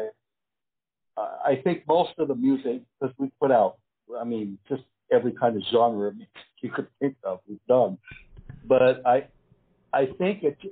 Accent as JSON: {"language": "English", "region": "Southern California", "country": "United States", "tie": "born or raised there", "moved": "as an adult", "lives_now": "Philippines", "said": "Coming from that L.A. club scene, growing up in the Southern California thing"}